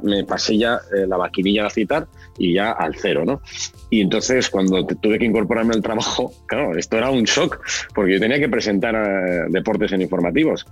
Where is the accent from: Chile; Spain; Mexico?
Spain; Oviedo, Asturias; also born or lived in Gijón; now in Madrid, Spain; yo nací en Oviedo, mi madre es de Gijón, mi abuela era de Gijón, pasé los veranos en Gijón y cuando era muy pequeñito yo iba al colegio en Oviedo